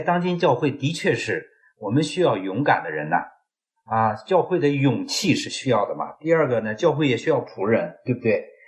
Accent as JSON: {"language": "Chinese", "country": "China"}